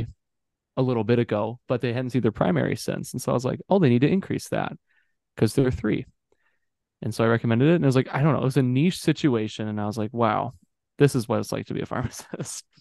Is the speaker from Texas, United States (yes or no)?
no; St. Cloud, Minnesota, United States; I was born in the St. Cloud Hospital, the place I'm working at right now, 23 years ago